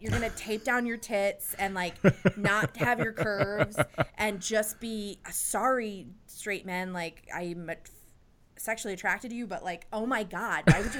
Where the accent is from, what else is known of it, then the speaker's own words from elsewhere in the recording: Boise, Idaho, United States; moved away; The destination was Boise, Idaho. It was my hometown.